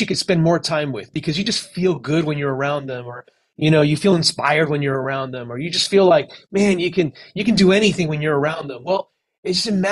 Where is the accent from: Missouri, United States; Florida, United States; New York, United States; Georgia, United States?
Florida, United States; Miami; also born or lived in California; I was raised in Miami. I was born in California, actually, but I moved when I was about 10 years old